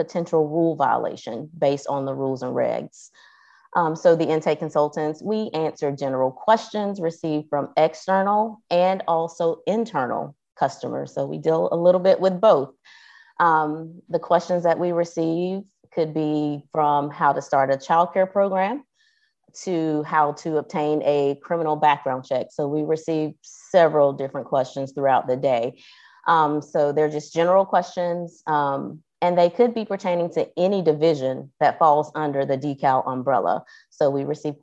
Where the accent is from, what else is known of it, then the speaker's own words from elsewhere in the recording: Athens, Georgia, United States; I live in Athens, Georgia